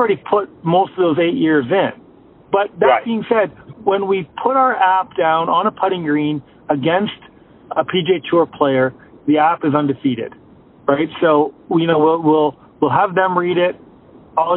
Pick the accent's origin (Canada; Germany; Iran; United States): Canada; I'm Canadian